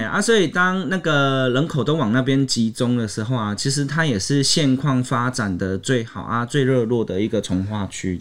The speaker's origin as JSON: {"language": "Chinese", "region": "Kaohsiung", "country": "Taiwan", "said": "我们高雄人"}